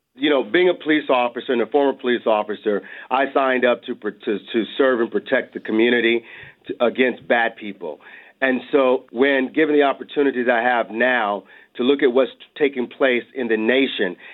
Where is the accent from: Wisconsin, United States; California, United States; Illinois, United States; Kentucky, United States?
California, United States; Los Angeles; When I was growing up in Los Angeles